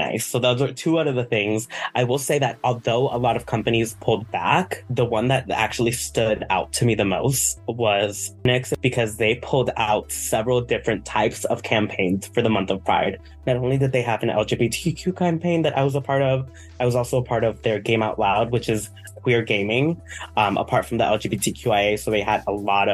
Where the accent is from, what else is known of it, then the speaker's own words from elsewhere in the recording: Miami, Florida, United States; now in North Central Florida, United States; I'm originally from Miami, but I live in like North Central Florida